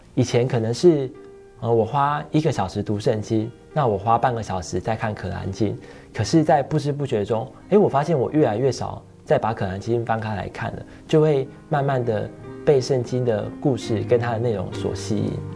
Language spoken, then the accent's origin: Chinese; Tainan, Taiwan; moved away; 小时候我又是生长在，呃，台南那种白河很乡下的地方